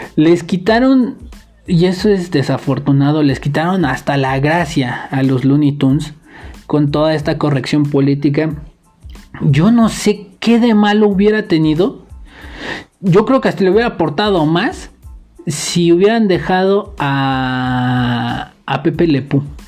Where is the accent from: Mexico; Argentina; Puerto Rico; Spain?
Mexico; los mexicanos dejamos mensajes encriptados